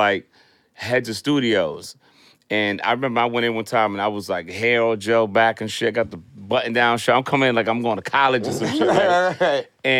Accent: New York City, New York, United States; I grew up in the Bronx

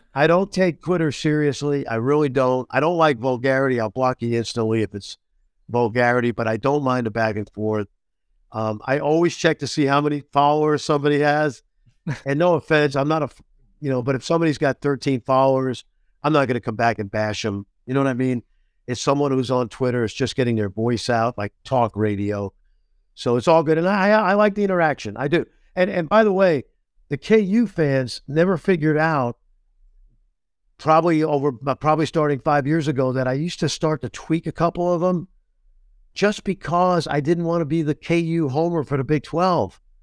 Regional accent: New York, United States; I'm a New Yorker

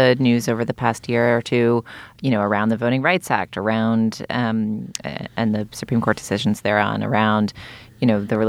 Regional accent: Boston, Massachusetts, United States; So I grew up in Boston feeling very much like a liberal Yankee with my liberal Yankee journalist parents.

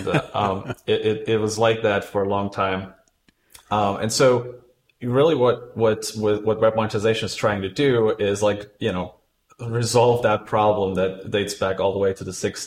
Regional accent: Germany; now in United Kingdom; I'm originally from Germany and I moved to UK

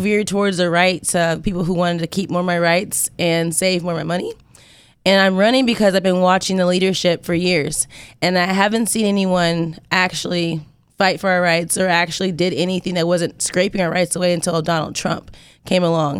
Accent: Indiana, United States; I'm from Indiana.

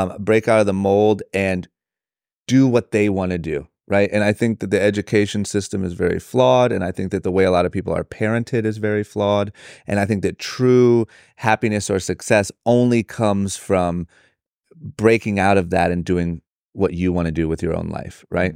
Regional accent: Akron, Ohio, United States; moved away as an adult; now in Los Angeles, United States; born and raised in Akron, Ohio

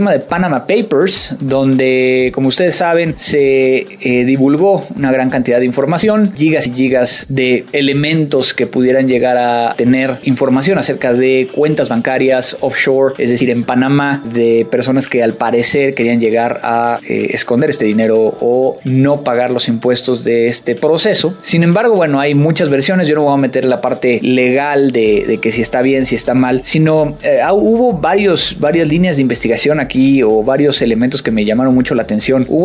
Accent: Veracruz, Mexico; now in Monterrey, Mexico; Claro que adoptado porque soy jarocho.

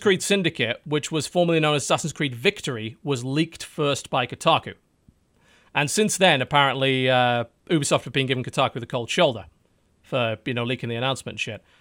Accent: United Kingdom; we're British

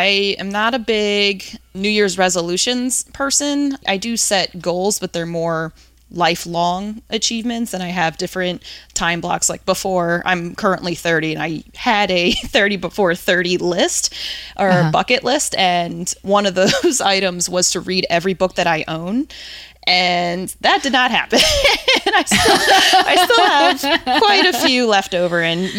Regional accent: New Jersey, United States; now in Cincinnati, United States; So I'm originally from the East Coast, grew up in Jersey and went to school in Virginia

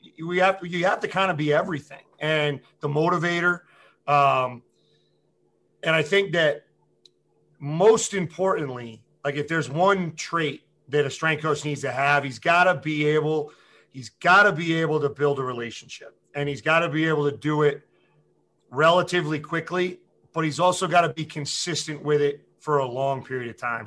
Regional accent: Massachusetts, United States; moved away; I'm from Massachusetts originally

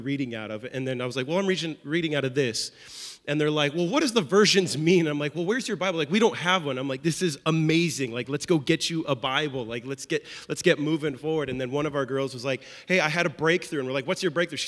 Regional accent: Seattle, Washington, United States; moved away as an adult; now in Nashville, United States; we are originally from Seattle, Washington

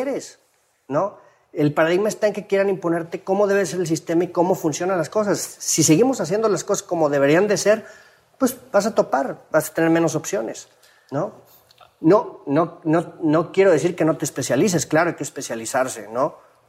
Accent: Mexico; sobresalimos como mexicanos

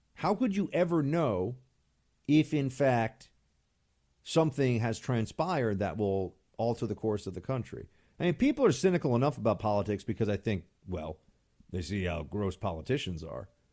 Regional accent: New York, United States; moved away as an adult; now in Washington, D.C., United States; I'm still a New Yorker

